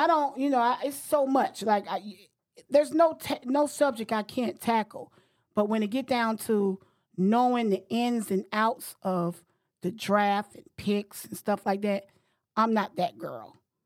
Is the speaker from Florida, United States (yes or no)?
yes; Florida, United States; moved away as an adult; now in Washington, D.C., United States; I'm from Florida. I live in Washington, D C for the past thirty years